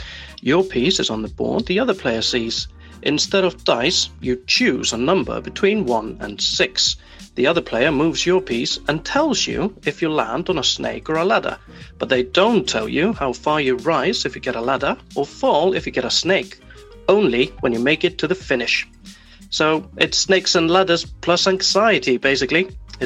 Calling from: South West England, United Kingdom; from Somerset, and here's my idea for a board game.

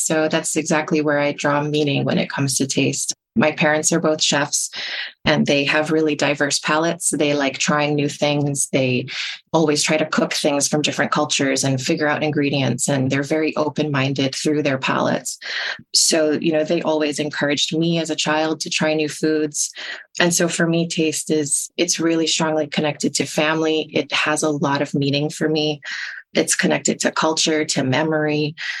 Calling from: Toronto, Ontario, Canada; I use she, her pronouns, and I'm reporting from Toronto on the traditional lands of the Mississaugas of the Credit, the Anishinaabe, the Chippewa, the Haudenosaunee, and the Wendakis.

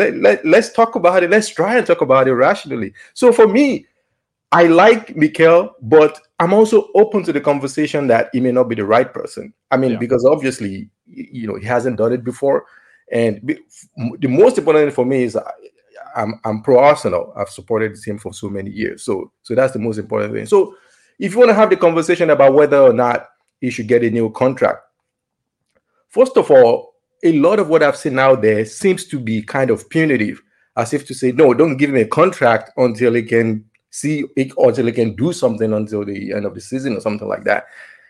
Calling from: Valencia, Valencian Community, Spain; From Valencia, Spain.

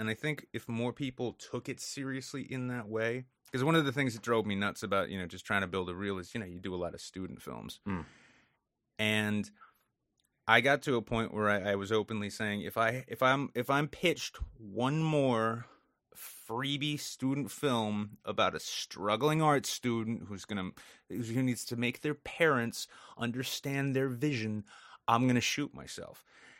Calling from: New Hampshire, United States; New England in general, and I'm speaking from New Hampshire here.

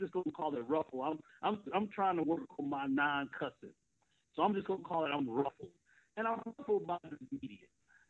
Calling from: Detroit, Michigan, United States; I'm calling from a hotel room in Detroit.

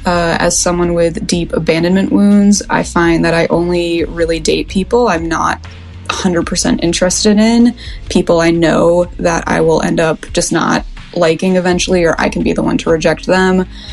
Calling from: Portland, Oregon, United States; I'm 29. I'm calling from Portland, Oregon

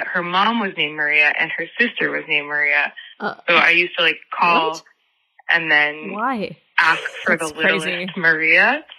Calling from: London, United Kingdom; accent: British; I'm calling from London.

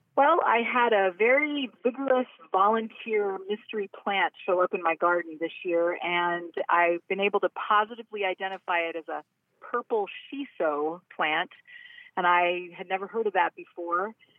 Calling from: Maryland, United States; I'm calling from, uh, Maryland, in between Baltimore and D C

